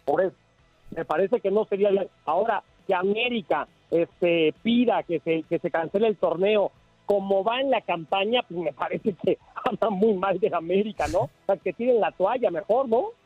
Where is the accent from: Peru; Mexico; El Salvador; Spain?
Mexico; como mexicanos